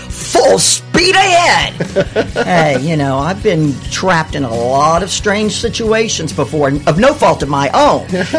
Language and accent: English; Gulf Coast, United States; moved away; I am originally from the Gulf Coast, you know? So I like anything about fishing and the sand and the surf and all of that. Reminds me of home.